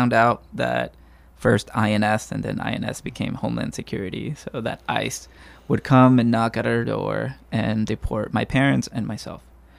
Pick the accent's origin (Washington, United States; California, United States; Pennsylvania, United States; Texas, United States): California, United States; I wasn't the most literary student growing up in the Bay Area.